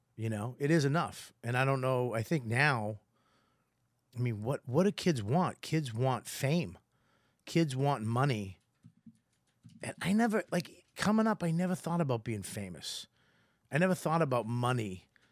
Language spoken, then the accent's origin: English; Boston, Massachusetts, United States; accent: Boston; I'm Irish from Boston